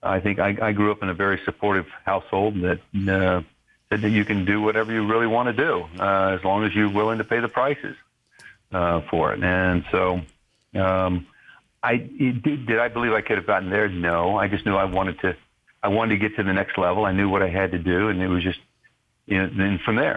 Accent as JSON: {"language": "English", "town": "Albany", "region": "Georgia", "country": "United States", "tie": "born or raised there", "moved": "yes", "said": "I was just this chubby little kid growing up in Southwest Georgia and Albany, Georgia."}